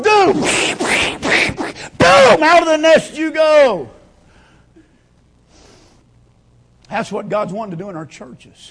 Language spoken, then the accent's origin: English; Kansas, United States; growing up in Kansas